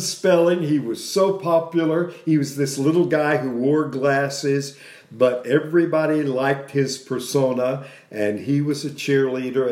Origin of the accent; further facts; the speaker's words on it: Dallas, Texas, United States; Grew up in Oak Cliff